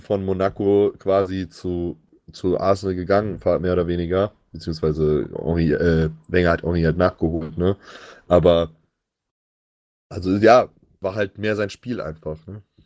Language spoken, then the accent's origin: German; Germany; Als Deutscher